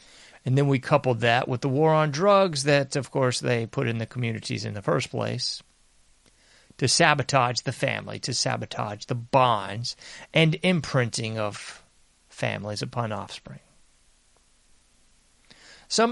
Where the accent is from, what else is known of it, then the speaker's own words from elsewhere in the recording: United States; I'm an American